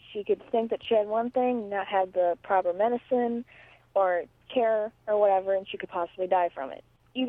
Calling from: Ohio, United States; from Ohio, and I was listening to number 84

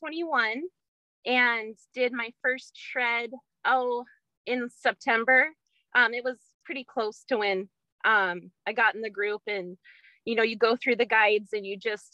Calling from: Springfield, Oregon, United States; Springfield, Oregon.

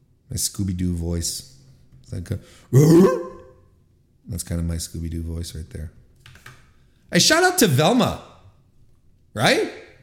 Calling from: Canada; my hometown of Toronto, Ontario, Canada.

